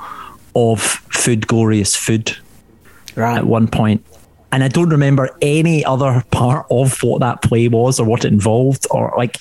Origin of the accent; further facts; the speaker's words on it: West of Scotland, United Kingdom; accent: Scottish; now in England; being from the west of Scotland.